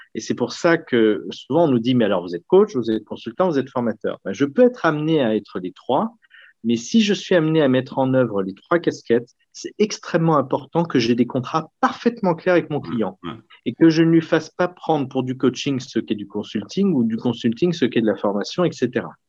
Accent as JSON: {"language": "French", "town": "Lyon", "region": "Auvergne-Rhône-Alpes", "country": "France", "tie": "born or raised there", "said": "Et je suis né à Lyon, j'ai fait toutes mes études sur Lyon et j'ai encore mon cabinet à Lyon"}